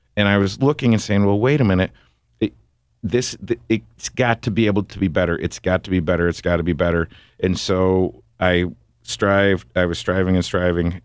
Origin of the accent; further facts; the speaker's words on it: Big Rapids, Michigan, United States; moved away as an adult; also born or lived in South Bend, Indiana; I was born and raised in Big Rapids, Michigan